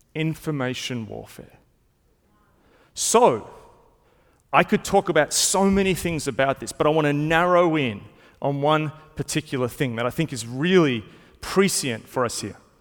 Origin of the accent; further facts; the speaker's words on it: Melbourne, Victoria, Australia; I've grown up in Melbourne. I've been not just in Melbourne my whole life, I've been in the same part